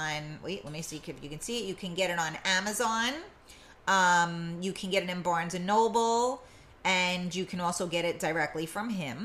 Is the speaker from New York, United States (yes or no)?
yes; New York City, New York, United States; I was from the Bronx